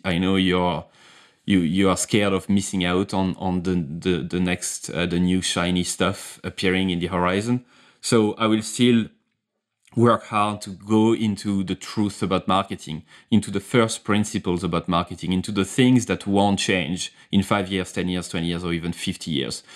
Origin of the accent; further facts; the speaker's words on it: France; accent: French; English is a second language; my accent, my French accent